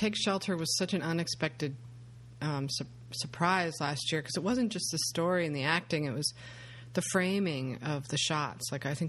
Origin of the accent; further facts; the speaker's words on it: United States; I'm an American.